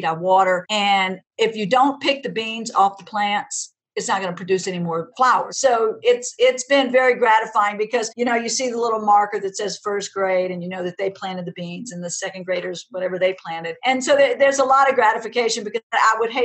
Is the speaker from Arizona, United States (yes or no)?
no; Donaldsonville, Louisiana, United States; I grew up in Donaldsonville, which is a small town where the Mississippi River and Bayou Lafourche intersect